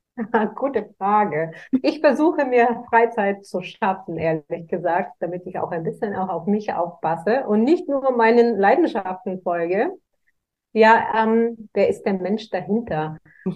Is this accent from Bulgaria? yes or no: yes; Varna, Varna Province, Bulgaria; moved away as an adult; also born or lived in United States; now in Germany; in schwierigen wirtschaftlichen Verhältnissen aufgewachsen bin. In Bulgarien, ich komme aus Bulgarien, ähm, aus Varna am Schwarzen Meer.